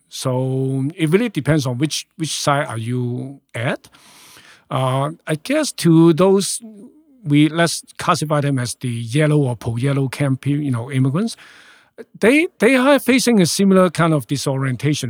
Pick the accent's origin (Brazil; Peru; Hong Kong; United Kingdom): Hong Kong; moved away as an adult; now in Canada; born and raised in Hong Kong. I left Hong Kong when I was thirty-three.